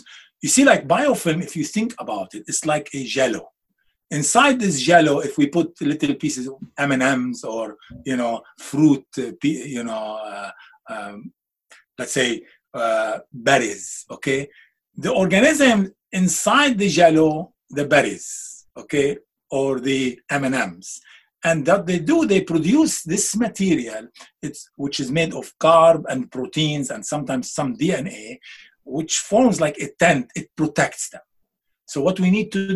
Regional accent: Beirut, Beirut Governorate, Lebanon; moved away; I'm Lebanese. I'm from Beirut.

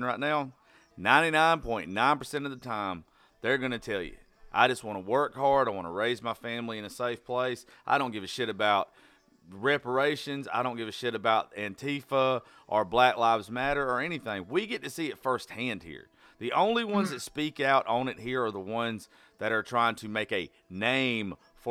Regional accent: South Georgia, United States; I grew up in South Georgia

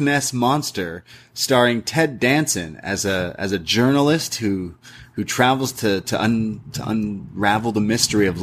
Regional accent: Canada; I'm Canadian. We don't learn a lot of American history in schools growing up, because we learn about Canadian history.

